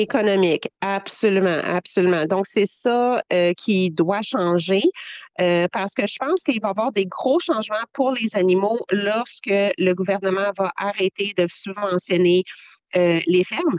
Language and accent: French; Quebec, Canada; je suis québécoise avec l'antécédence. Euh, amérindien